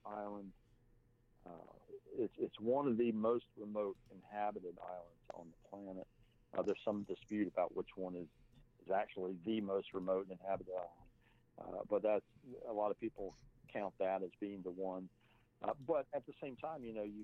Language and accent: English; Texas, United States; I'm not from America, I'm from Texas